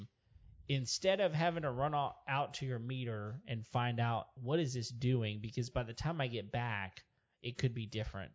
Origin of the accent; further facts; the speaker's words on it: United States; I'm just American that knows dollars.